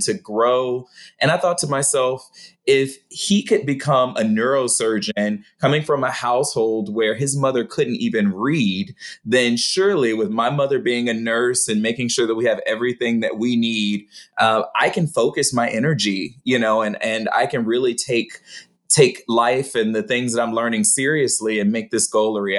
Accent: Atlanta, Georgia, United States; moved away as an adult; also born or lived in New Haven, Connecticut; now in Los Angeles, United States; growing up in Atlanta and then moving to New Haven, Connecticut

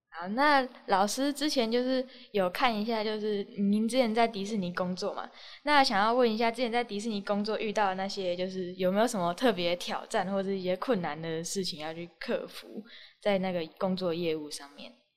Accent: Taiwan; 我们就是台湾的人数跟其他国家比起来，真的是算少的。

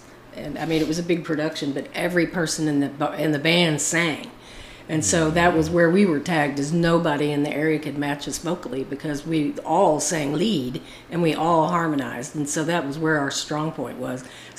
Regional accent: Florida, United States; born there; I was born in Florida.

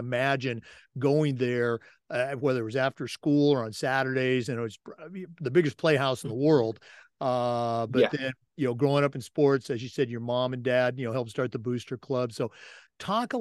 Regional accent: Battle Ground, Washington, United States; I was actually born and raised in the Northwest, went to high school at Battleground, Washington

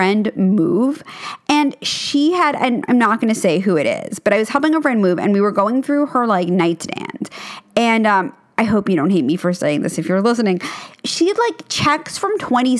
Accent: New York City, New York, United States; I grew up in New York City, and our apartment was about 2,000 square feet, which, again, is very big for New York

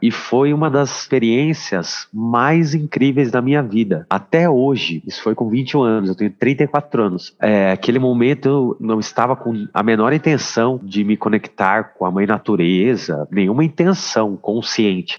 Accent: Brazil; sou do Brasil

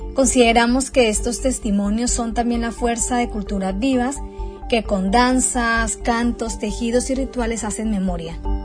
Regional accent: Colombia; soy colombiana y dirijo el medio independiente Agenda Propia.

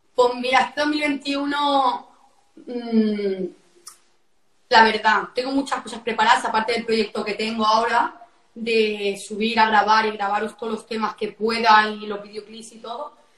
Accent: a town in the province of Barcelona, Catalonia, Spain; Yo soy de Barcelona, un pueblo de Barcelona, de Cuní.

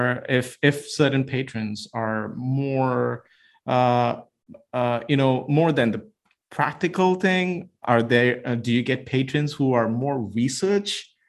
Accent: India; moved away; growing up in India, we didn't have that opportunity

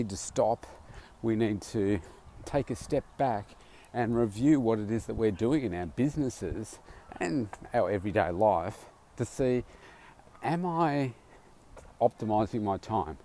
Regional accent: Melbourne, Victoria, Australia; my hometown here, Melbourne

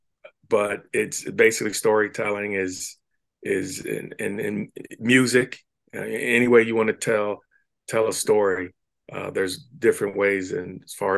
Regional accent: Cincinnati, Ohio, United States; growing up in Cincinnati

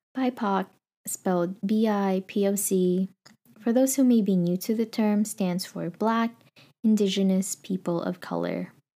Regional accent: Philippines; now in California, United States; I was born and raised in the Philippines

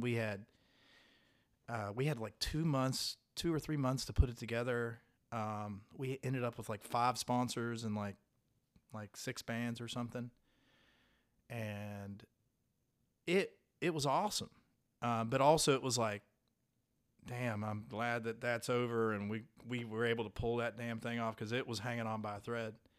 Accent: Point Pleasant, West Virginia, United States; moved away; I'm from Point Pleasant

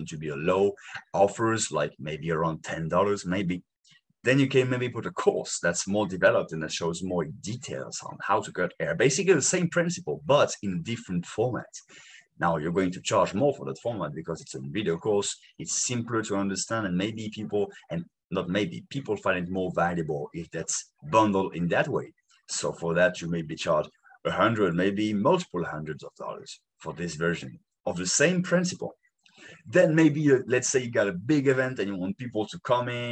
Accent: France; English is a second language; In France, we say it

